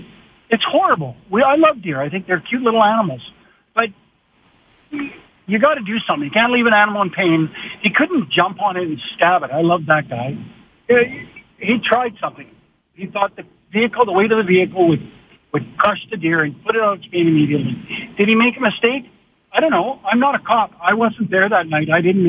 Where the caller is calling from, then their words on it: Lethbridge, Alberta, Canada; I'm from Lethbridge here, down where the shooting happened or the runover happened.